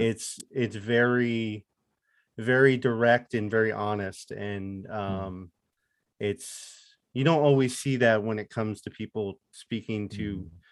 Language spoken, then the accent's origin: English; Lehigh Valley, Pennsylvania, United States; also born or lived in Chicago; I grew up in the Lehigh Valley, so Allentown, Easton, Bethlehem